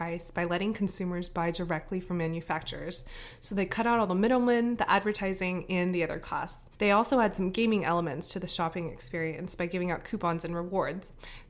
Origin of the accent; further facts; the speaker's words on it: Atlanta, Georgia, United States; now in San Francisco, United States; also based in San Francisco, although I'm originally from Atlanta